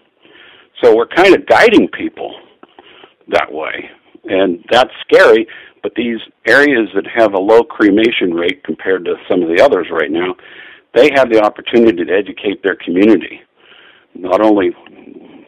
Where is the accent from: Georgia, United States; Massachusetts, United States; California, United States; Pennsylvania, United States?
Pennsylvania, United States; Pittsburgh; I grew up in Pittsburgh, Pennsylvania